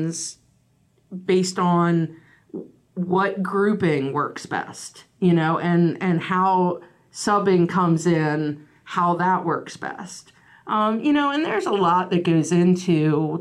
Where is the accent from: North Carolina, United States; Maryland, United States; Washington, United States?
Maryland, United States; Frederick County; I came from Frederick County, where my senior year, I was player of the year with Kathy.